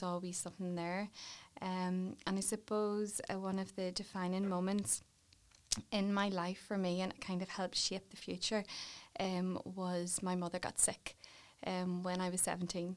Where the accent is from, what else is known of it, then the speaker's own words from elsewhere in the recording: Warrenpoint, Northern Ireland, United Kingdom; grew up in Warren Point